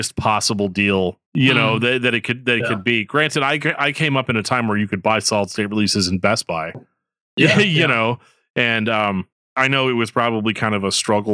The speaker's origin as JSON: {"language": "English", "region": "Missouri", "country": "United States", "said": "I'm from Missouri"}